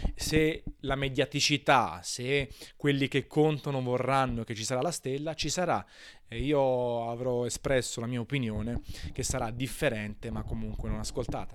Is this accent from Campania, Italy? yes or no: yes; Naples, Campania, Italy; sono napoletano